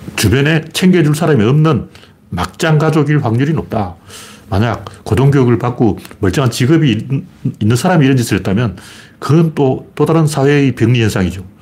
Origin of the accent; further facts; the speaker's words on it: Gyeongju, North Gyeongsang, South Korea; 제 고향 경주에서도 장난이 아니었어요.